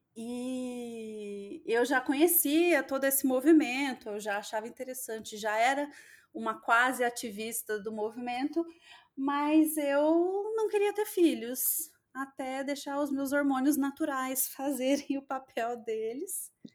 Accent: interior of Minas Gerais, Brazil; also born or lived in São Paulo; now in Londrina, Brazil; a minha cidade lá no interior de Minas, uma cidade pequena

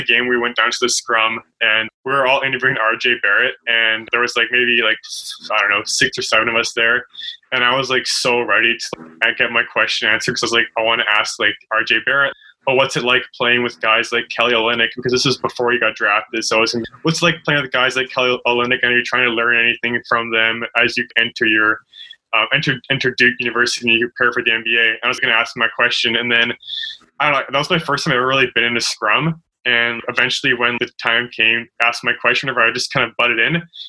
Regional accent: Vancouver, British Columbia, Canada; I grew up in Vancouver

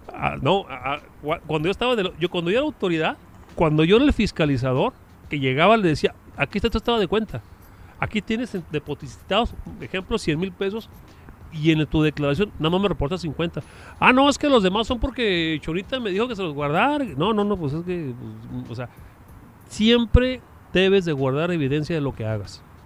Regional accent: Chihuahua, Mexico; nosotros que somos orgullosamente de Chihuahua

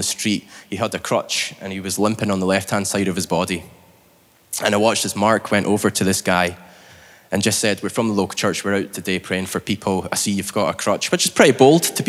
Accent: Scotland, United Kingdom; now in Northern Ireland, United Kingdom; I'm from Scotland

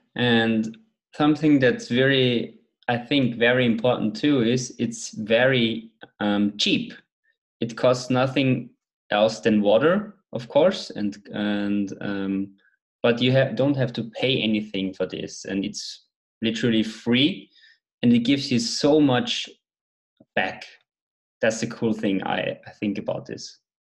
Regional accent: Austria; I'm from Austria

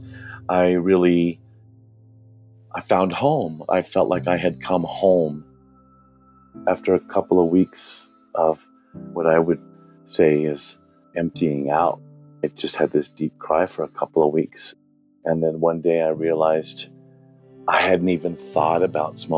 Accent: Denver, Colorado, United States; I was born and raised in Denver, Colorado.

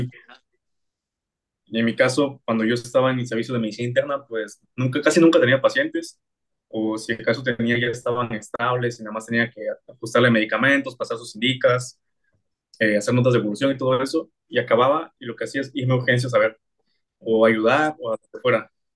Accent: Oaxaca, Mexico; yo soy de aquí de Oaxaca

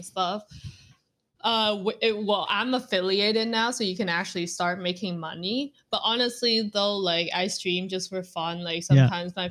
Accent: Vietnam; now in Canada; I was born and raised in Vietnam

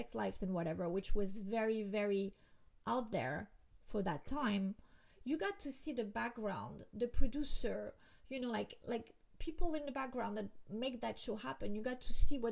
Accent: Miami, Florida, United States; I'm from Miami

